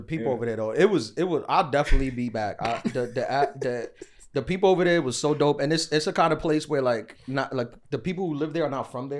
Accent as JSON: {"language": "English", "town": "Queens", "region": "New York", "country": "United States", "said": "I'm from Queens. Queens is not known for being. We're not known for attractive, like people. Like sure, this is New York, so there is that."}